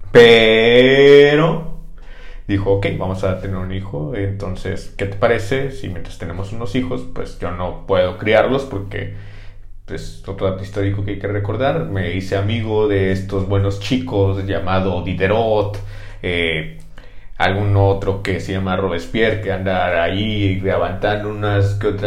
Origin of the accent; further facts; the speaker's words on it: Switzerland; accent: French; Y si yo, un acento francés y yo soy de Suiza